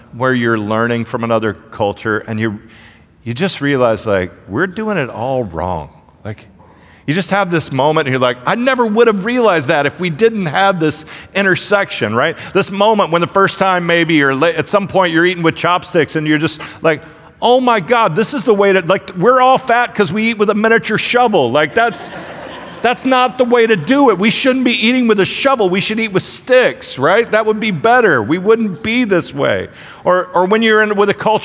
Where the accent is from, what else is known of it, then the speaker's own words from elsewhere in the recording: Houston, Texas, United States; I'm more of a Houstonian even than I am a Texan